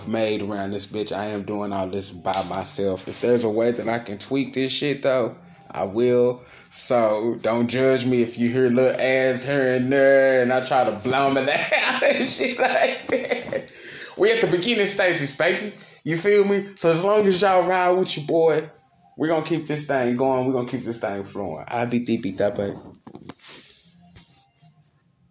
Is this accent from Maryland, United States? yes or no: no; Dallas, Texas, United States; I'm from Dallas and that is Texas.